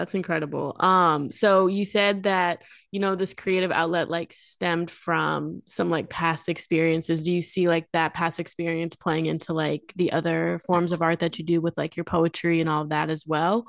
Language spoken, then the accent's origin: English; Quad Cities, United States; growing up in the Quad Cities, like it's not a super like diverse area